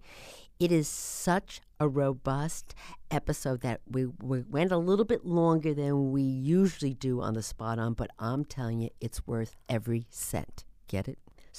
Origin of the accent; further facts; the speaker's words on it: New Jersey, United States; moved away; I came from New Jersey